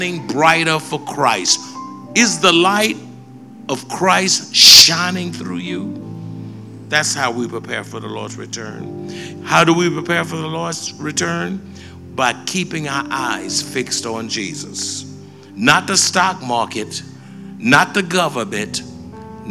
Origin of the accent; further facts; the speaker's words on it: United States; I'm an American citizen.